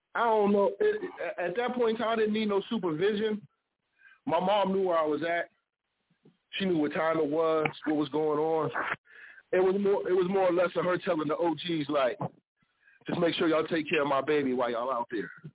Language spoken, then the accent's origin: English; Ohio, United States; I'm from Ohio